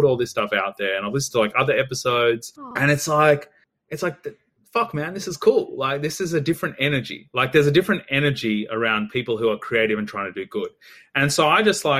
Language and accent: English; Australia; growing up in Australia, although I come from like a migrant background